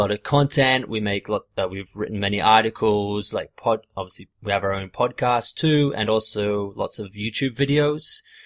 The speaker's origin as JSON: {"language": "English", "country": "Australia", "tie": "born or raised there", "said": "growing up in Australia"}